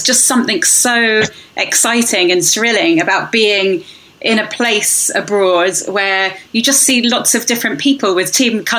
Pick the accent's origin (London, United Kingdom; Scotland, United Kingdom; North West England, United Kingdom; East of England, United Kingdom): North West England, United Kingdom; the Wirral; I'm from the Wirral. And my mum used to take the ferry across the Mersey to work every day in Liverpool